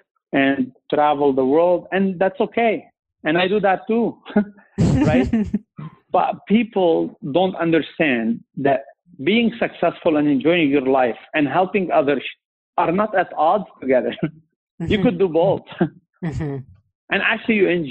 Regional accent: Lebanon; moved away as an adult; now in Canada; I'm from Lebanon

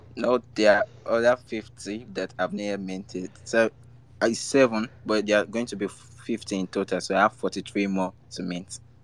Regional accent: Nigeria; I'm from Nigeria

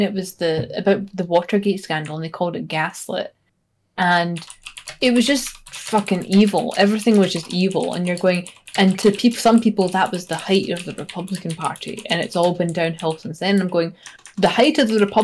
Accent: Scotland, United Kingdom; now in United States; I am a Scottish person living in America

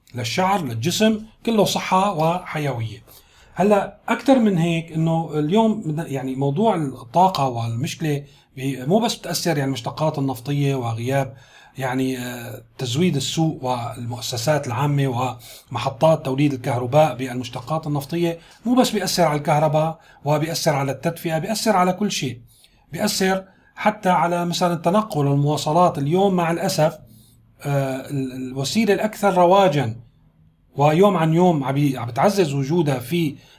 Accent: Syria; كلنا كسوريين

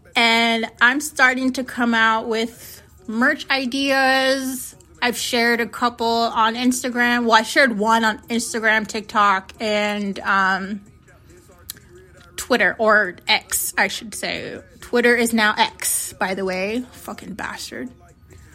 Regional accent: Phoenix, Arizona, United States; first language Navajo; English is a second language; also born or lived in New Mexico; I live in Phoenix, Arizona. I grew up in the West Valley

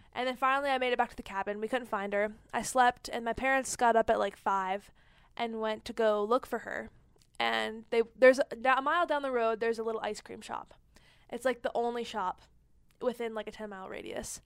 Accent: Ann Arbor, Michigan, United States; moved away; I was born in Ann Arbor, so my whole family's there

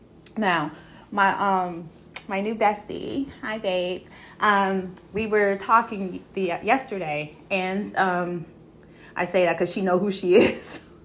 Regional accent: Brooklyn, New York, United States; I can say it because I was born and raised in Bushwick Avenue before they gentrified it, okay? And if any of y'all know Brooklyn and know Bushwick Avenue, okay, enough said, okay?

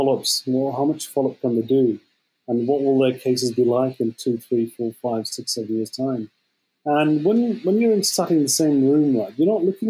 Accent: Birmingham, West Midlands, United Kingdom; also born or lived in Liverpool; I'm actually from Birmingham

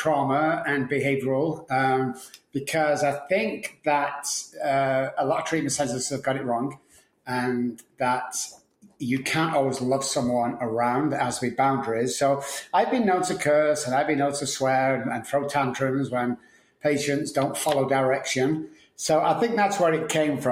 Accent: Manchester, North West England, United Kingdom; moved away as an adult; now in San Antonio, United States; I'm from Manchester, United Kingdom, and I've been in Texas for around 15, 16 years.

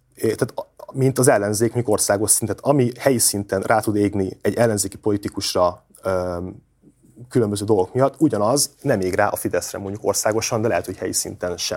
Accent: Miskolc, Borsod-Abaúj-Zemplén, Hungary

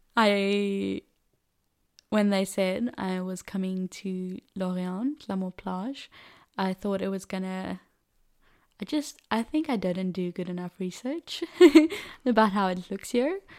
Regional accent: Cape Town, Western Cape, South Africa; first language Afrikaans; English is a second language; moved away as an adult; now in France; I grew up in Cape Town, uh, one of the mother city of South Africa, and I've lived there my whole life

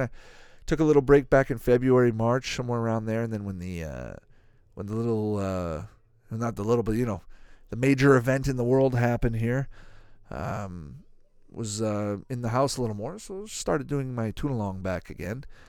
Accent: Canada; I grew up in Canada

